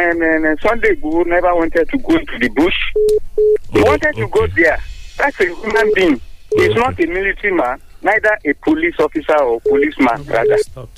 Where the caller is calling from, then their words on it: Abuja, Federal Capital Territory, Nigeria; from Abuja. I greet Nigerians.